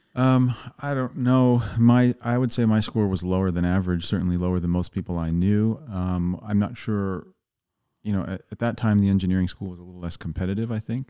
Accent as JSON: {"language": "English", "town": "Coatesville", "region": "Pennsylvania", "country": "United States", "tie": "born or raised there", "also_born_or_lived": "Downingtown", "moved": "yes", "said": "I grew up outside of Philadelphia in Coatesville, P A, Downingtown"}